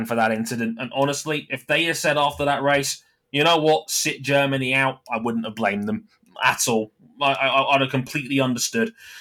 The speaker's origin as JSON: {"language": "English", "country": "United Kingdom", "said": "as a Brit"}